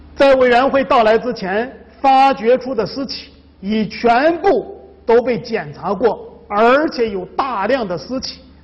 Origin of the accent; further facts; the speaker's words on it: China; 这我们中国人呢，很忌讳把这个房子建在坟墓周围